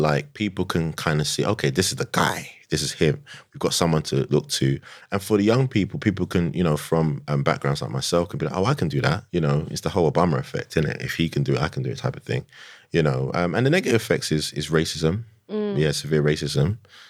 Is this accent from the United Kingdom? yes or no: yes; London, United Kingdom; I'm from Tottenham, innit?